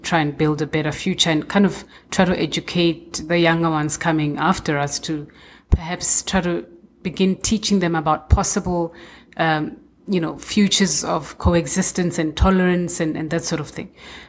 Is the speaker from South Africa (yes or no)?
yes; South Africa; as a South African